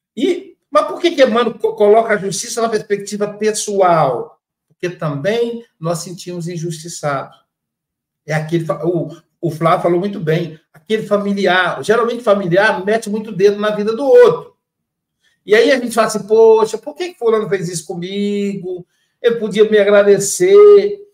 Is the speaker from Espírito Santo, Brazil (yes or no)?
yes; Espírito Santo, Brazil; sou lá do Espírito Santo